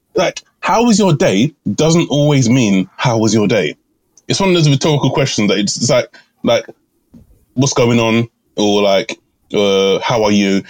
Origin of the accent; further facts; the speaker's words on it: England, United Kingdom; Repping jolly old England